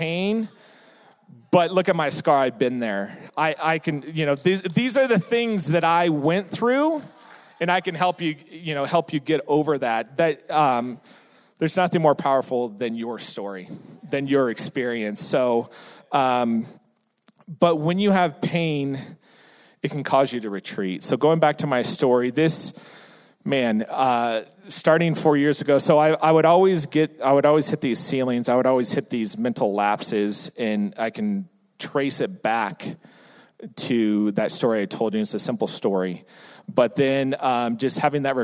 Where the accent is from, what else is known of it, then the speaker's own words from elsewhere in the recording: San Diego, California, United States; I'm born and raised in San Diego. My entire life is there